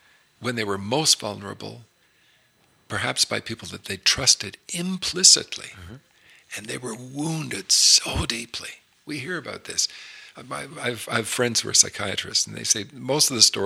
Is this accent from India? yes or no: no; Toronto, Ontario, Canada; we grew up in Toronto